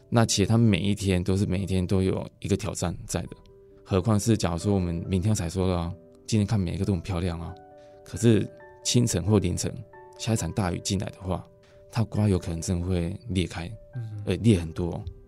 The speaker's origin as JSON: {"language": "Chinese", "town": "Fuxing", "region": "Changhua County", "country": "Taiwan", "said": "我们是彰化福兴"}